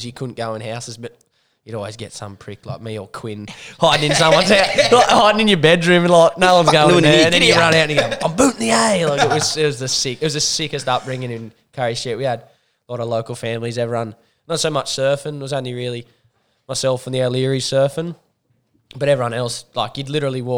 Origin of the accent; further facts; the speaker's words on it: Newcastle, New South Wales, Australia; I'm born and bred in Merriweather